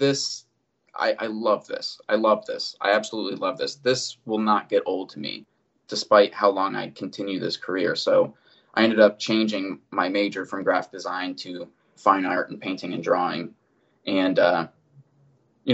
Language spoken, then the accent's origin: English; North Canton, Ohio, United States; I grew up in North Canton, Ohio. So it's northeastern Ohio.